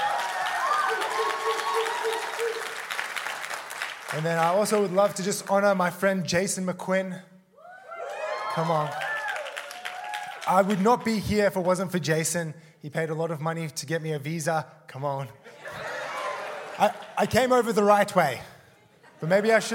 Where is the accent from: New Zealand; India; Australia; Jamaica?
Australia; also born or lived in South Africa; I'm from Australia. I was originally born in South Africa. Moved to Australia when I was 4 with my family